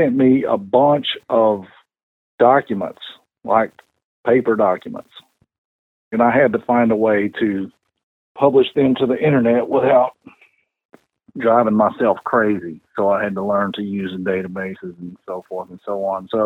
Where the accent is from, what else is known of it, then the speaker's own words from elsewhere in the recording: West Monroe, Louisiana, United States; now in Covington, United States; I was raised in Monroe, West Monroe